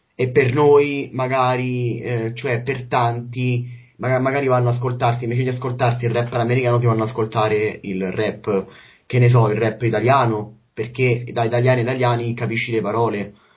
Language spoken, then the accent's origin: Italian; Rome, Lazio, Italy; io da romano